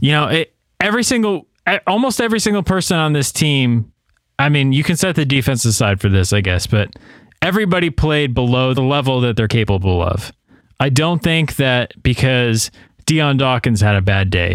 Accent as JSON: {"language": "English", "region": "New York", "country": "United States", "tie": "born or raised there", "moved": "yes", "lives_now": "Tennessee, United States", "said": "I live in Tennessee right now, but my home state is New York"}